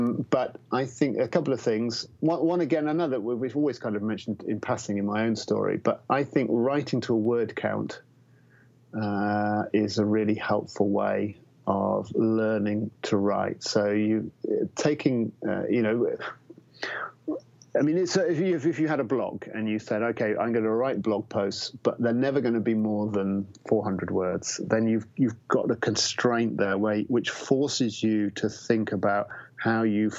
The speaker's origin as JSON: {"language": "English", "region": "England", "country": "United Kingdom", "said": "I'm obviously English"}